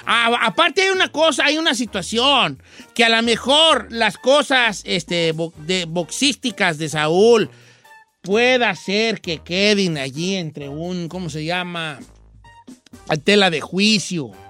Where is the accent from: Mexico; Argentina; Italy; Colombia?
Mexico; Como verdaderos aficionados al boxeo y como mexicanos deberíamos, estar deberíamos sentirnos orgullosos